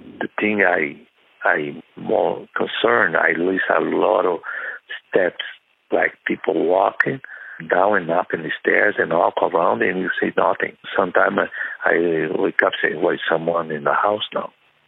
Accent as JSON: {"language": "English", "country": "Brazil", "second_language": "English", "moved": "as an adult", "lives_now": "United States", "said": "I moved from Brazil to United States because I'm being invited to be a pastor in United States because I was pastor in Brazil, too."}